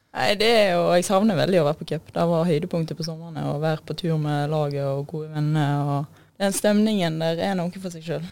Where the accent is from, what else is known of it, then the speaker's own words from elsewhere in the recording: Stord, Vestland, Norway; moved away; Ellers har jeg vært hjemme på Stord